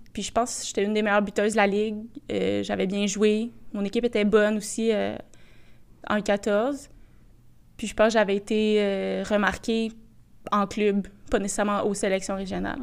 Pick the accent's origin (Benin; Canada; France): Canada; Boisbriand, Quebec; je venais de Bobriand